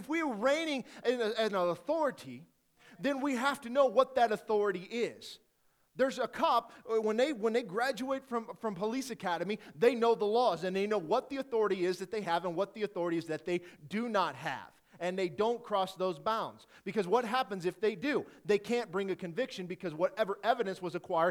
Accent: Detroit, Michigan, United States; moved away; I'm originally from Detroit

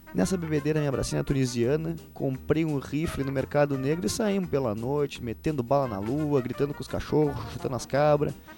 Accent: Gaúcho, Rio Grande do Sul, Brazil; só porque eu sou gaúcho

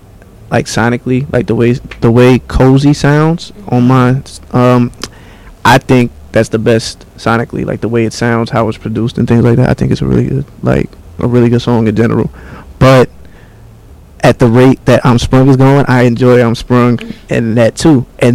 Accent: Bayonne, New Jersey, United States; I'm from Bayonne, New Jersey.

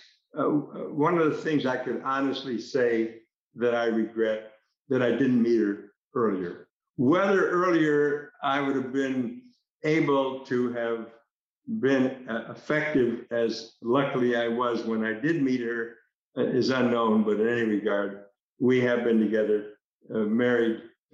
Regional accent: United States; being an American

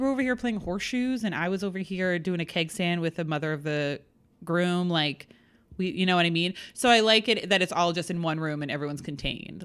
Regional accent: New England, United States; I'm from New England

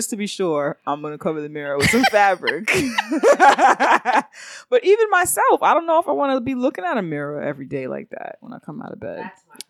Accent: Jamaica; Well, but I'm Jamaican.

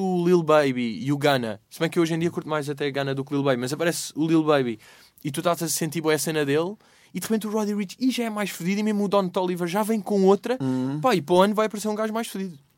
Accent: Lisbon, Portugal; eu nasci no, uh, e vivi no Restelo

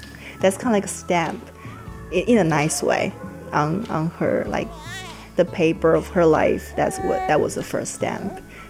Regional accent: China; moved away as an adult; now in Texas, United States; I grew up in China in like a city environment.

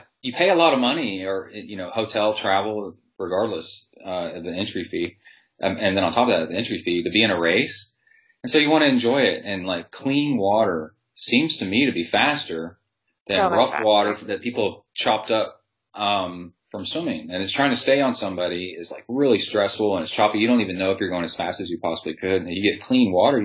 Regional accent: Houston, Texas, United States; I grew up in Houston on the swim teams there

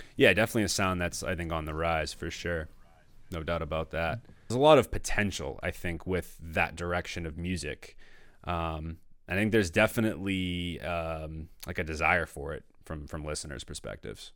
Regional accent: Danvers, Massachusetts, United States; I grew up in Danvers

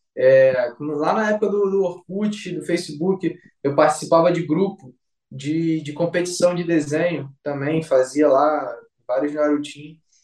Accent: Rio de Janeiro, Brazil; sou aqui de Vila Valqueira, Rio de Janeiro

